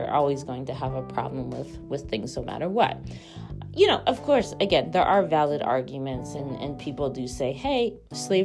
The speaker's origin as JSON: {"language": "English", "region": "Maine", "country": "United States", "tie": "born or raised there", "said": "the Native American tuition for me growing up in Maine"}